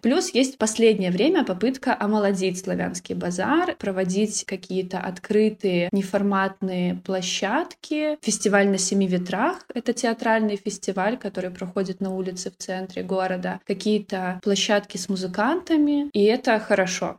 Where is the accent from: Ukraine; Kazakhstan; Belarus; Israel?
Belarus; Vitebsk, Vitebsk Region; наше расположение Витебска, да мы граничим с Россией